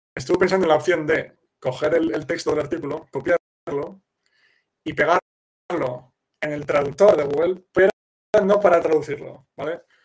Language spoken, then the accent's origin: Spanish; Castile, Spain; first language Spanish; now in Kraków, Poland; yo como em, español nativo de Castilla